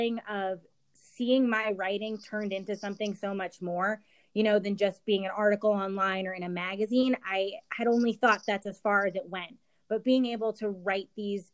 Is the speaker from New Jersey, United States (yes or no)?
yes; New Jersey, United States; I grew up in New Jersey and have spent most of my time on the East